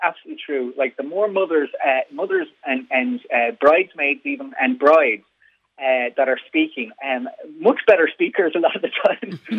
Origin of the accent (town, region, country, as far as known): Ireland